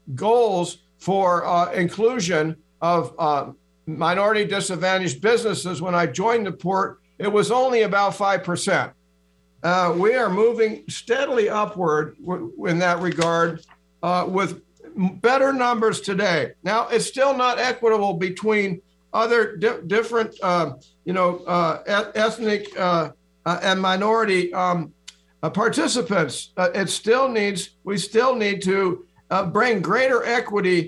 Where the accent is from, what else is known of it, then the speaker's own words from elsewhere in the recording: Seattle, Washington, United States; I'm born and raised in Seattle. I grew up in the Central District. I'm fourth generation a Seattle native